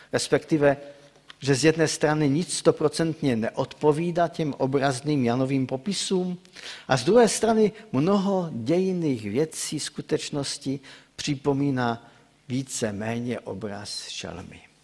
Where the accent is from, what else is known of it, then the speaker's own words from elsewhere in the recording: Czechia; also born or lived in Ostrava; pocházím z Odřichovic